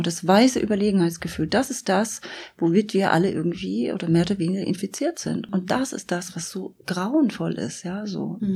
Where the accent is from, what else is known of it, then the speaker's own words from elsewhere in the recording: Germany; ich aus der DDR komme